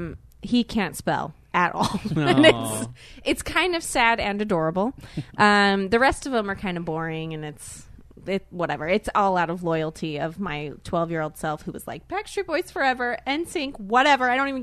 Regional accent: South Korea; born there; It's very confusing. I know. I'm not Asian, but I was born in Korea.

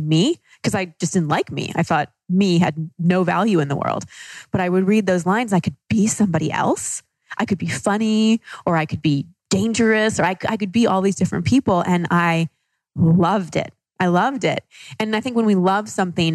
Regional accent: Dallas, Texas, United States; moved away as an adult; also born or lived in Los Angeles; I grew up in Dallas

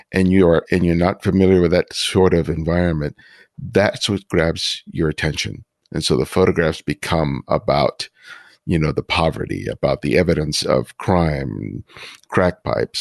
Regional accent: Los Angeles, California, United States; from the neighborhoods I grew up in Los Angeles.

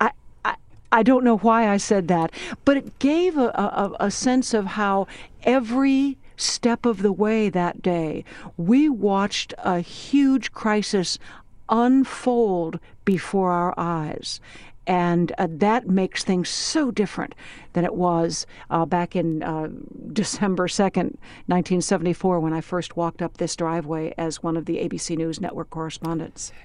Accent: Washington, District of Columbia, United States; I am an American, I'm a citizen, I'm a voter, I'm a mom, I'm a resident of Washington, D C

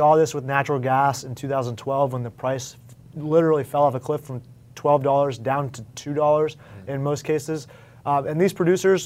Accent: United States; as an American

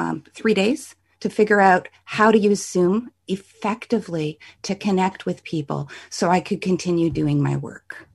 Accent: Canada; I'm a Canadian

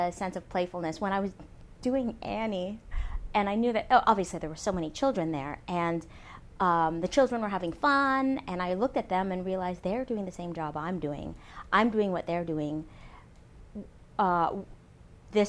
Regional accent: Canada; also born or lived in Toronto; now in United States; I'm Canadian

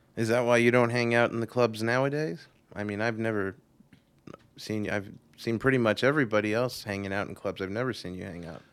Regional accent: New York, United States; I'm from New York, originally

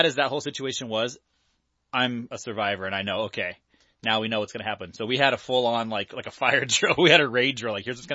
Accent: Lake Forest, California, United States; we're from Orange County, so in Lake Forest, California, which is where I'm from initially

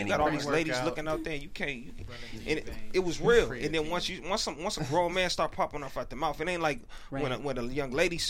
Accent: Bay Area, California, United States; Like, I'm from the Bay Area.

